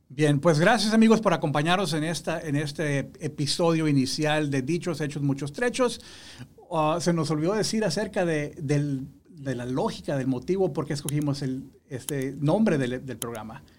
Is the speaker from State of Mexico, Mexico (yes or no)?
no; Matamoros, Tamaulipas, Mexico; now in Houston, United States; yo soy originario de México, la ciudad de Matamoros, estado de Tamaulipas, México, frontera con Estados Unidos.